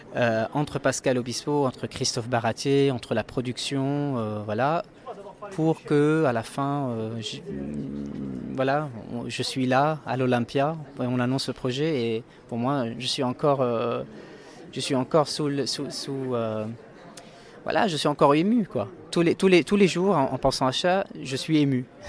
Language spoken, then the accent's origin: French; Lebanon; j'ai grandi au Liban, je suis né au Liban